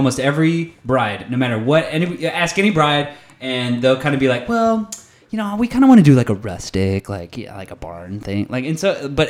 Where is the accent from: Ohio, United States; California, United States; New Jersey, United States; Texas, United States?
California, United States; Northern; my friend Alex, who I grew up with in Northern California.